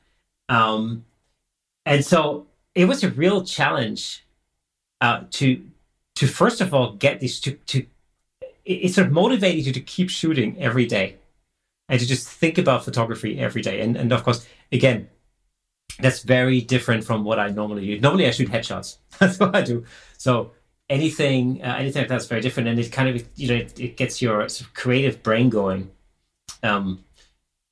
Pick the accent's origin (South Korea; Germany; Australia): Germany; near Stuttgart, Baden-Württemberg; moved away; I'm originally from Germany